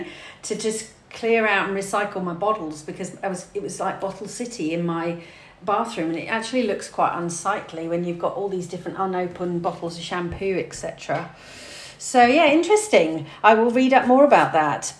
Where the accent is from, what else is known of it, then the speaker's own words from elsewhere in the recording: United Kingdom; I'm British